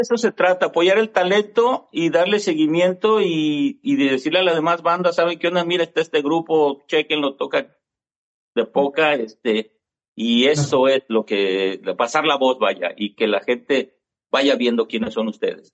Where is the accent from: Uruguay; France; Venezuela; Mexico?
Mexico; Mexico City; now in Milwaukee, United States; Yo también soy de la Ciudad de México